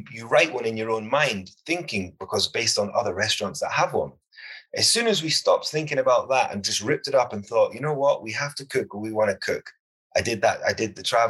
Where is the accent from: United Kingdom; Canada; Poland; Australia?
United Kingdom; I'm a British chef and I cook British food